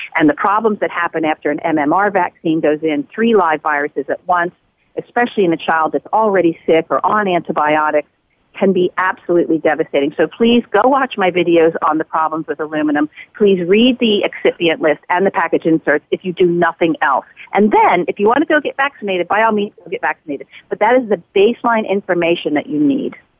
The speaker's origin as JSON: {"language": "English", "country": "United States", "tie": "born or raised there", "said": "as a person growing up in the United States"}